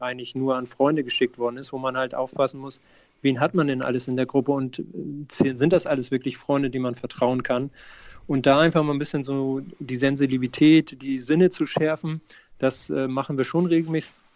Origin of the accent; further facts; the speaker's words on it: Hamburg, Germany; Ich bin in Hamburg geboren